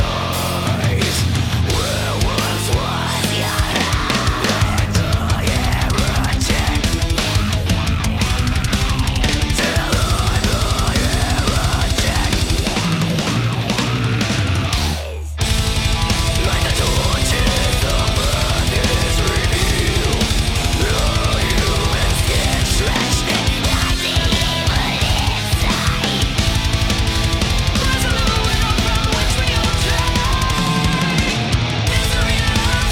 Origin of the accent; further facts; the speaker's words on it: Wisconsin, United States; now in North Carolina, United States; I'm originally from Wisconsin